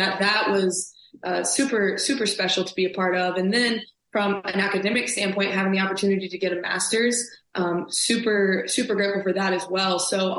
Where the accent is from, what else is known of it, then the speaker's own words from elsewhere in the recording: Alabama, United States; I came to Alabama, like being in my home state